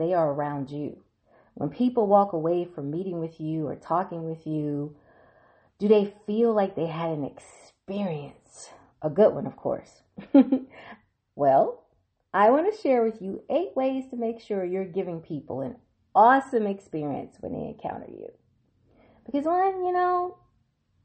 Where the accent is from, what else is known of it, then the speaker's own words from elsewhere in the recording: Mississippi, United States; now in Washington, D.C., United States; my home state of Mississippi